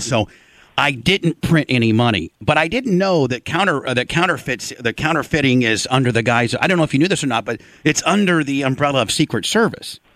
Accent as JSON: {"language": "English", "region": "Indiana", "country": "United States", "tie": "born or raised there", "said": "Growing up in Indiana, Jay, my dad, uh, who restores 32 Fords"}